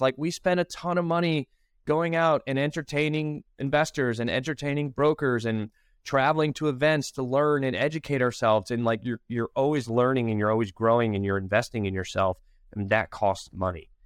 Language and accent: English; Bridgeport, Connecticut, United States; moved away as an adult; also born or lived in Manhattan, New York / Charlotte, North Carolina; now in Wilmington, United States; I'm originally from Connecticut, Bridgeport, Connecticut